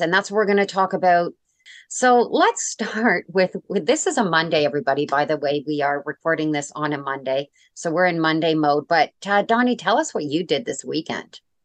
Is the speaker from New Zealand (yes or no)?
no; Canada; I'm Canadian